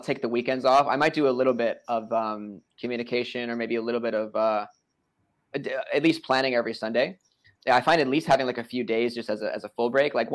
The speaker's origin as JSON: {"language": "English", "region": "New York", "country": "United States", "said": "I'm from New York"}